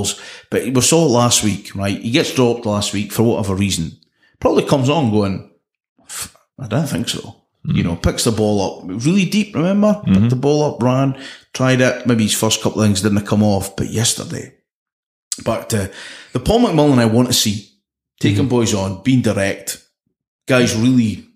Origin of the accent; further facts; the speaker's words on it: Scotland, United Kingdom; as a Scotsman